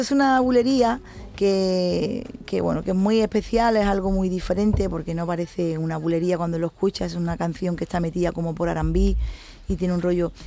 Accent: Cádiz, Andalusia, Spain; Cádiz y que es donde yo he nacido

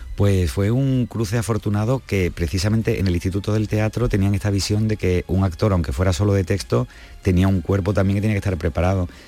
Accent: Andalusia, Spain; nosotros que somos andaluces y que somos frutos de tanta mezcla

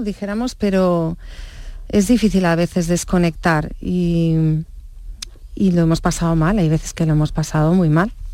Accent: Barcelona, Catalonia, Spain; also born or lived in Stratford-upon-Avon, England; yo ya me he criado en Barcelona

